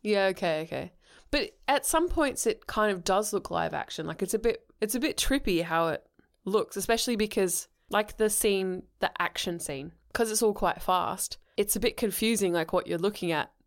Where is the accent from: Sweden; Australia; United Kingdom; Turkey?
United Kingdom; England; I'm English